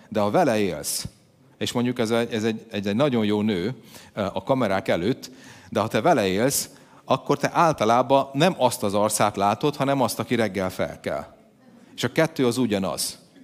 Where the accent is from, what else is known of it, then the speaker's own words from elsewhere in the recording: Hungary; magyar vagyok